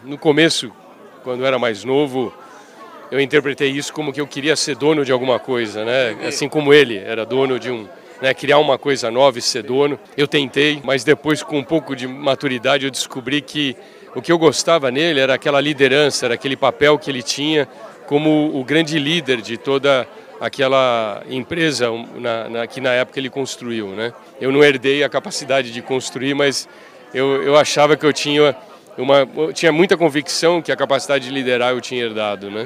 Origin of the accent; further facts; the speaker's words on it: São Paulo, Brazil; eu sou eu sou de São Paulo